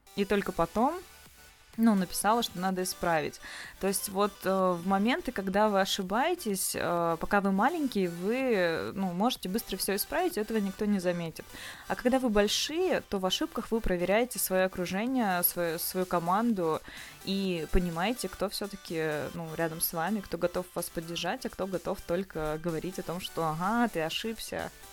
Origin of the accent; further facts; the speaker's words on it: Novosibirsk, Novosibirsk Oblast, Russia; moved away as an adult; now in Saint Petersburg, Russia; я из Новосибирска. А, полгода уже чуть больше живу в, Сан- в Санкт-Петербурге.